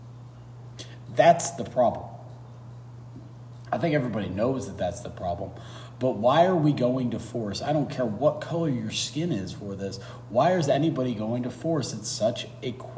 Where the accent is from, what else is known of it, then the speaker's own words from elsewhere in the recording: United States; as an American